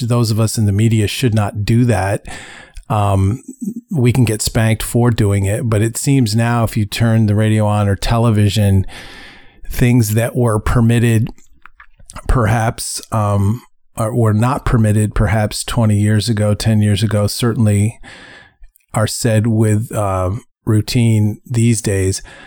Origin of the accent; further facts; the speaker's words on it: United States; we as American citizens